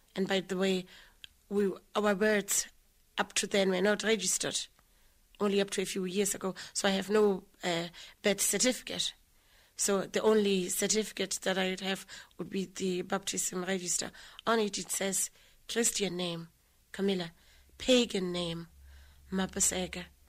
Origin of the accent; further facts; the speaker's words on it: Lesotho; I grew up in a little place called Harabushuri